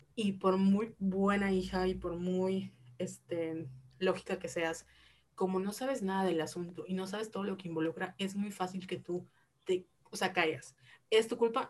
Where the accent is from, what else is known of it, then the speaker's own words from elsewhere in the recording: Mexico; crecimos de alguna u en México, una sociedad reprimida